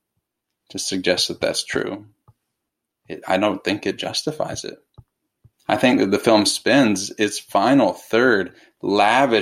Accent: United States; I, as an American

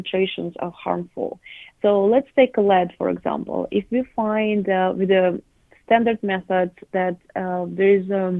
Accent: southern Russia, Russia; moved away as an adult; also born or lived in New York, United States; I grew up in Russia, in the south of Russia, in my parents' garden.

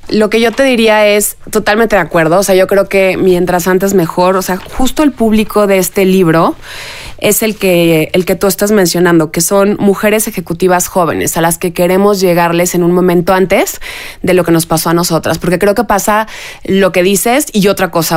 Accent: Mexico; como mexicanas, como mujeres, como mamás

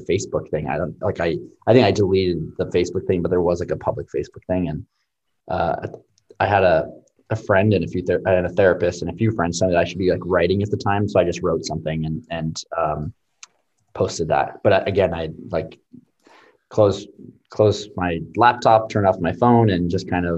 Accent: Palos Verdes, California, United States; from Palos Verdes, grew up watching the Galaxy and playing soccer

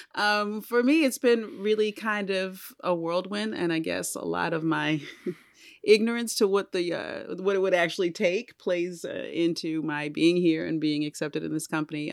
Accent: Baltimore, Maryland, United States; I'm from Baltimore City

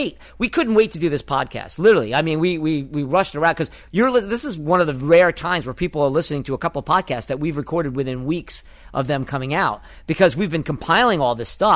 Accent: New York, United States; as a New Yorker

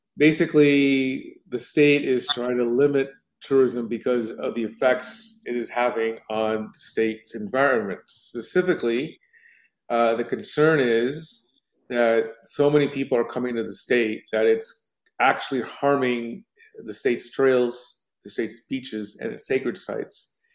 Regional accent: United States; as an American

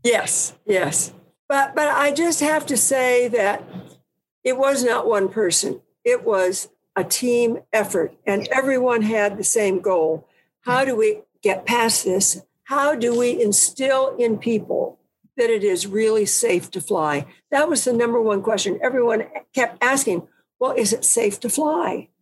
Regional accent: California, United States; I was from California

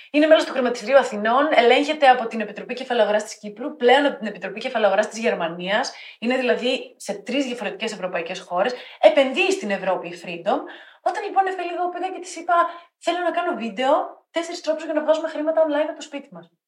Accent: Thessaloniki, Central Macedonia, Greece; now in Athens, Greece; Είμαι Θεσσαλονικιά, προτιμάω την Αθήνα, αγαπώ την Αθήνα, τη λατρεύω.

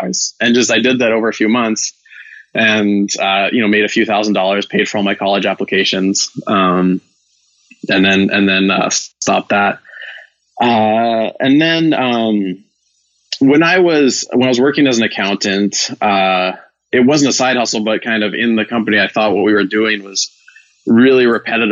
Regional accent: Vancouver, British Columbia, Canada; moved away as an adult; also born or lived in Ireland; now in Bay Area, United States; I'm originally from Vancouver, Canada

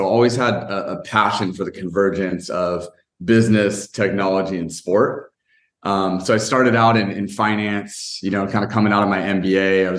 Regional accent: California, United States; And you know, I grew up in Northern California, kind of in the Silicon Valley area.

